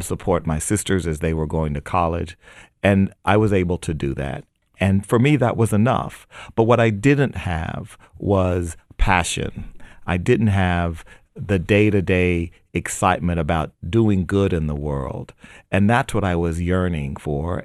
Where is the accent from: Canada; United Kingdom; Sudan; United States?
United States; I was born in America